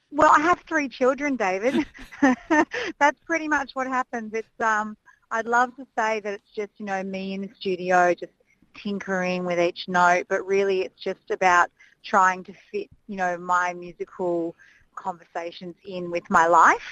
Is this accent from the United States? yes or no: no; Canberra, Australian Capital Territory, Australia; growing up in Canberra